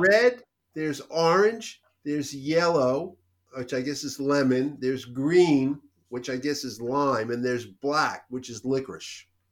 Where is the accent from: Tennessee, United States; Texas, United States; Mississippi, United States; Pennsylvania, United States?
Pennsylvania, United States; Philadelphia; I grew up in Philadelphia